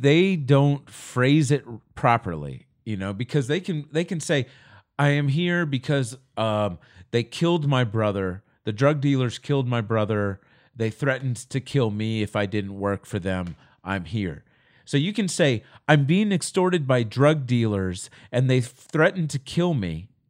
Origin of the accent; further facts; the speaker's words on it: Virginia, United States; But in my home state of Virginia, I would have sat in that state for another 5 years